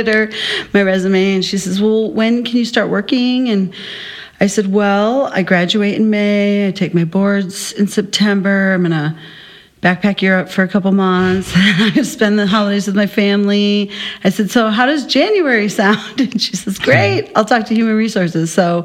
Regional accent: Minnesota, United States; moved away as an adult; now in Arizona, United States; I actually grew up in Minnesota since I was 8

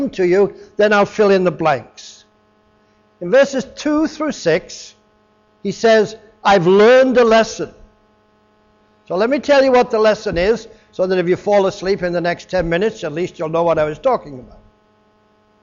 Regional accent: England, United Kingdom; moved away; I was raised in England, and I used to meet people when I was back in England for 10 years or so, some years back

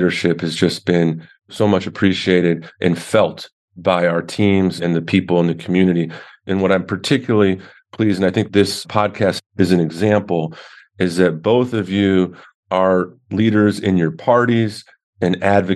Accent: Little Silver, New Jersey, United States; Little Silver, New Jersey, my hometown

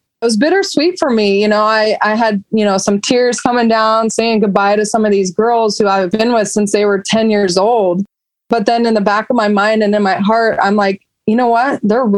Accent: Roseville, United States; And luckily I was from Roseville, so I sort of had a name.

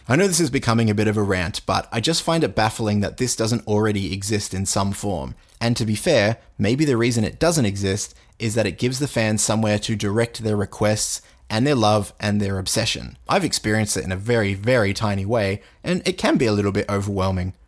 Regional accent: Australia; I'm Australian

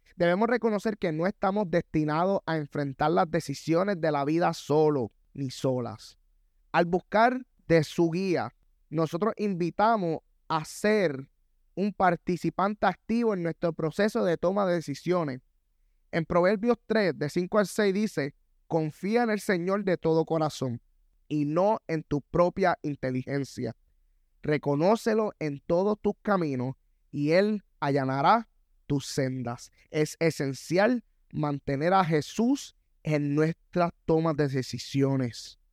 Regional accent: Puerto Rico; Soy latino, yo soy puertorriqueño

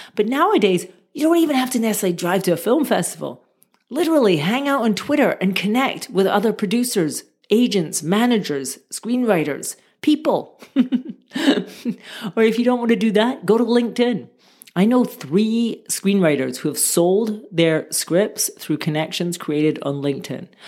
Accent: Scotland, United Kingdom; moved away; also born or lived in Barcelona, Spain; I'm from Scotland originally.

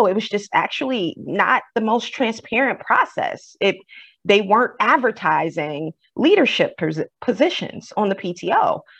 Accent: the South, United States; I'm from the South originally, my family.

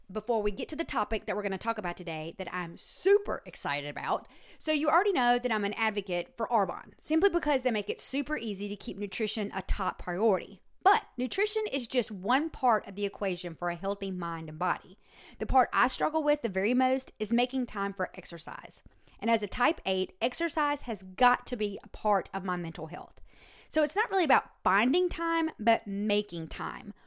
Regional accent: Starkville, Mississippi, United States; my hometown

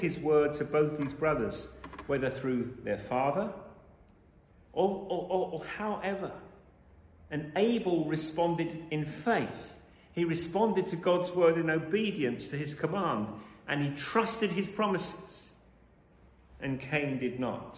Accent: London, United Kingdom; I was born in London

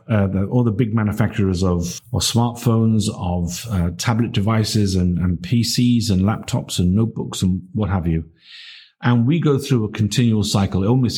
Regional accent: Barry, Wales, United Kingdom; I grew up in Barry.

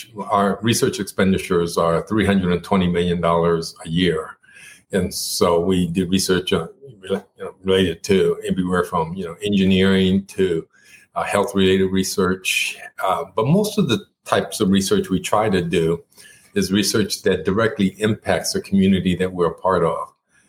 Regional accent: Japan; first language Japanese; English is a second language; I grew up in Japan. And in fact, Japanese was my first language.

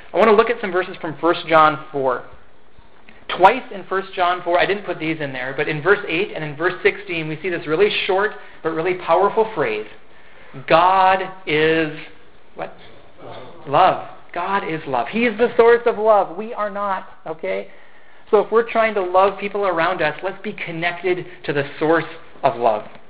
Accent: Fergus Falls, Minnesota, United States; I grew up in Fergus Falls here

